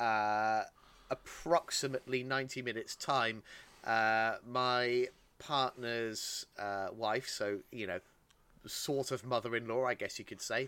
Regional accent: United Kingdom; I am British. I was raised on tea.

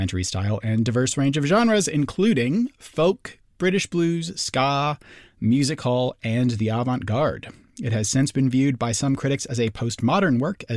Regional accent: St. Paul, Minnesota, United States; St. Paul is also my hometown

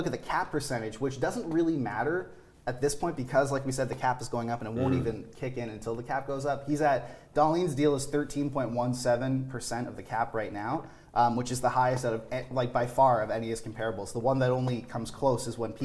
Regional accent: Canada; we're Canadian

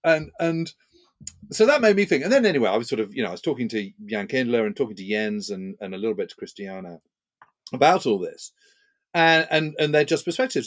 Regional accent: United Kingdom; as a Brit

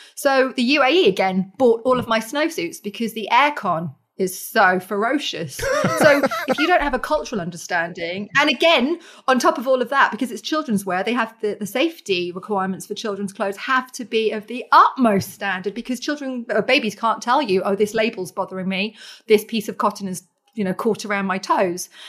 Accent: Norfolk, East of England, United Kingdom; I was born in Norfolk as well

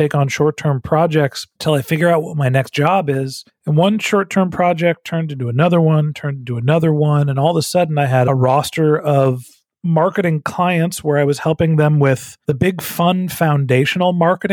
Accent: Northern California, United States; moved away as an adult; also born or lived in Texas; I'm from Northern California

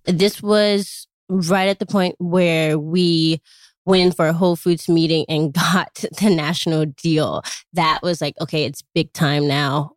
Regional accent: Chicago, Illinois, United States; I grew up in Chicago, Illinois.

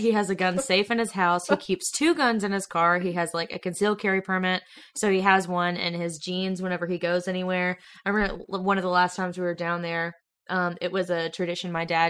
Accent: Alabama, United States; accent: Alabama; And my Alabama accent, they're running for the fucking hills.

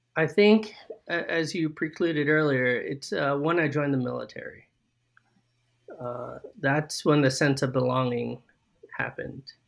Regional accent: Pacifica, California, United States; moved away; also born or lived in San Francisco, California; I grew up in Pacifica, California

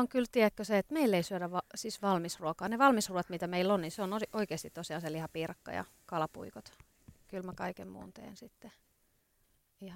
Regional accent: Ostrobothnia, Finland; now in Helsinki, Finland; Pohjanmaalta olen kotoisin, eli Pohjanmaan flikkoja

